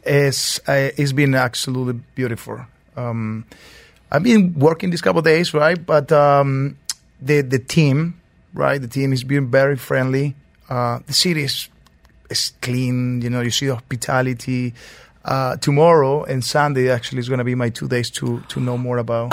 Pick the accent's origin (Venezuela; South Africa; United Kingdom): Venezuela; Mérida; moved away as an adult; also born or lived in Lima, Peru; now in New York, United States; I'm born and raised in Venezuela, Merida